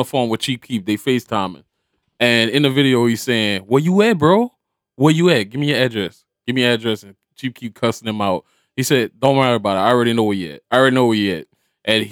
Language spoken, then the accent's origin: English; Abbeville, United States; I'm from Abbeville